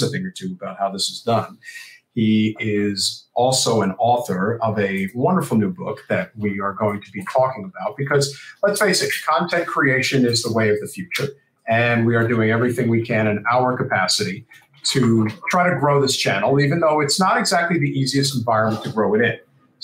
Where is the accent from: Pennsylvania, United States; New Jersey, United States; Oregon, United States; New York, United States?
New Jersey, United States; now in Florida, United States; I'm from New Jersey